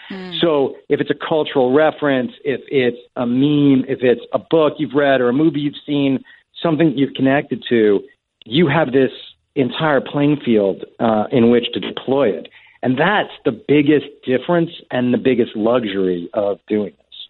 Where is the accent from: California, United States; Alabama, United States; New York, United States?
New York, United States; Long Island; now in Manhattan, United States; we grew up out on Long Island